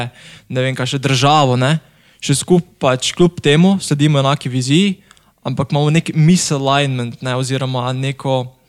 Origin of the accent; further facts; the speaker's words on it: Semič, Southeast Slovenia, Slovenia; sem iz Bele krajine oziroma Semiča